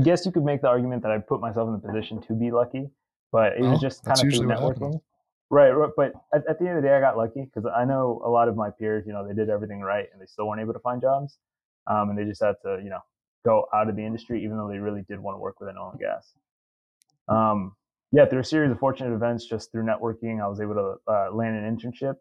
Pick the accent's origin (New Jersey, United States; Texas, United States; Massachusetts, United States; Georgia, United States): Texas, United States; Katy; also born or lived in Mexico; growing up in Katy, a ton of people worked in the oil and gas industry